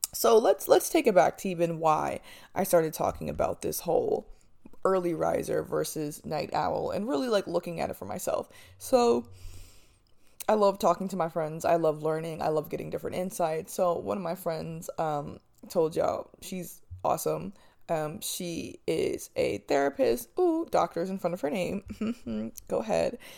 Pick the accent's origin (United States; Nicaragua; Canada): United States; New Jersey; moved away; I'm from Jersey.